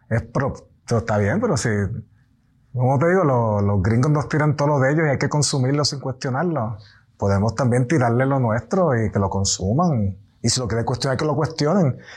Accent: Puerto Rico; Nuestra situación como puertorriqueño, nuestra situación colonial

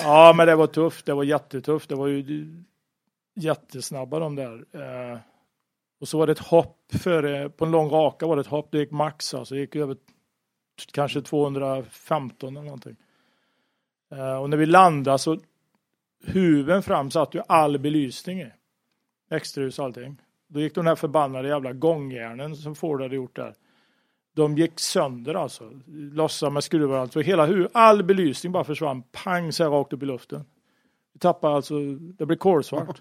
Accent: Sweden; jag var svensk

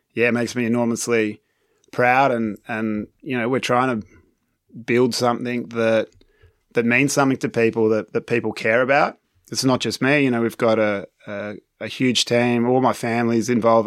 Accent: Manly, New South Wales, Australia; moved away as an adult; also born or lived in United Kingdom; now in France; my hometown in Manly

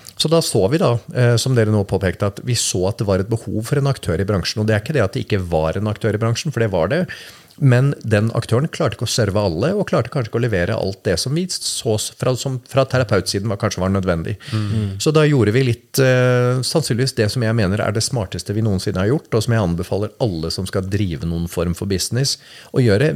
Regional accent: Norway; vi er født i Norge

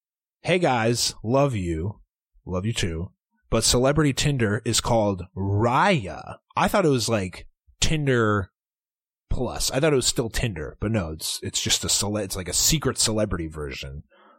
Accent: Philadelphia, Pennsylvania, United States; Area code 215. … I'm from Philadelphia.

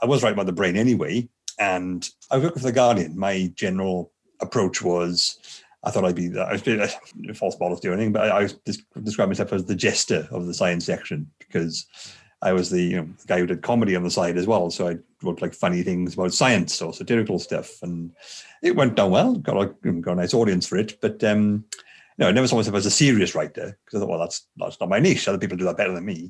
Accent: Bridgend, Wales, United Kingdom; I'm from Bridgend, the South Wales area

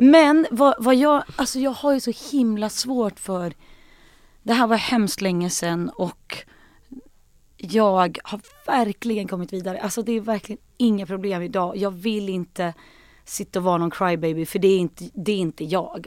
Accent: Sweden; moved away as an adult; now in Stockholm, Sweden; jag kommer från Sandane

